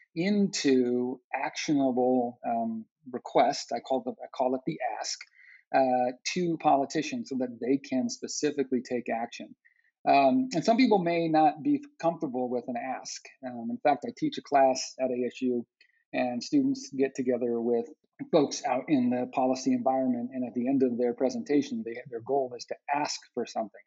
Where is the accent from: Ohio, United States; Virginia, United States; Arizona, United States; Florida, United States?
Arizona, United States; I'm from Arizona, born and raised